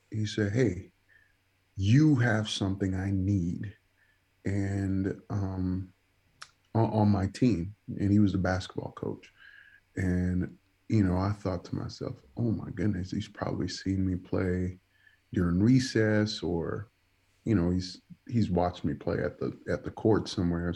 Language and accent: English; New York City, New York, United States; first language Spanish; English is a second language; moved away as an adult; also born or lived in Dominican Republic / Stockton; now in Indianapolis, United States; I grew up in the Bronx, grew up in the South Bronx.